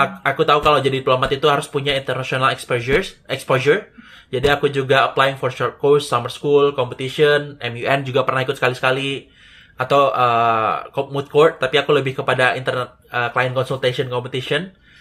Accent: Padang, West Sumatra, Indonesia; moved away as an adult; also born or lived in Yogyakarta; Aku orang Padang tapi kuliah di Jogja

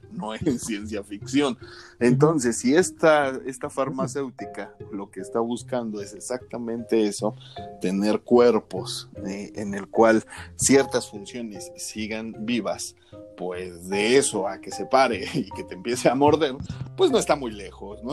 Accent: Mexico; nosotros que somos mexicanos de a pie

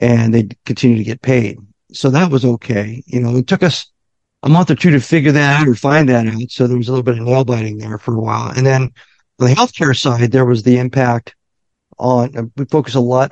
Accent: Omaha, Nebraska, United States; now in Virginia Beach, United States; I'm from Omaha.

